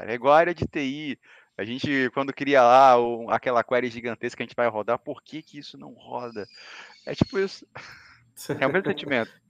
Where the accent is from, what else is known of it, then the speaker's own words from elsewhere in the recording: Salvador, Bahia, Brazil; now in Florianópolis, Brazil; Assim, uh, eu sou de Salvador, Bahia, né? Hoje eu estou morando no Sul, estou em Santa Catarina, na, na Grande Florianópolis.